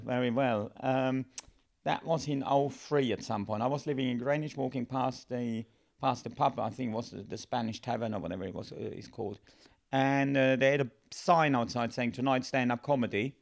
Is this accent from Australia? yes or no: no; Germany; English is a second language; moved away as an adult; now in United Kingdom; the company I worked for back home